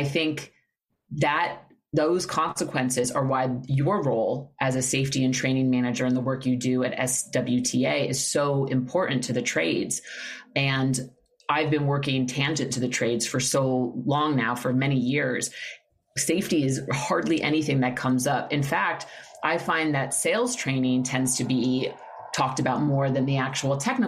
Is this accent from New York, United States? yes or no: yes; New York City, New York, United States; moved away; New York City, which is my hometown.